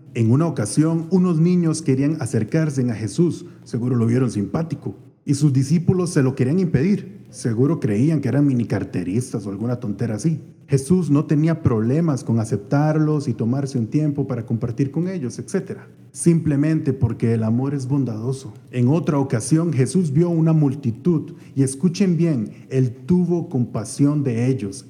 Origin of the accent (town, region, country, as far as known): Colombia